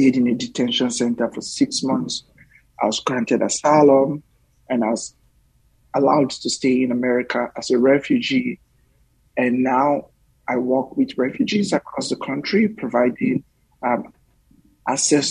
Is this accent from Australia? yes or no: no; Warri, Delta, Nigeria; moved away as an adult; now in United States; I grew up in Warri, Nigeria, which is the south of Nigeria. I grew up in the Delta by the Atlantic Ocean.